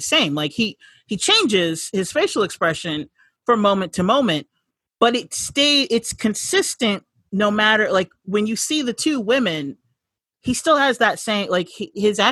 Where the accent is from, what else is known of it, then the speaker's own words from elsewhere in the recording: California, United States; I'm from California. We don't say T's. We say D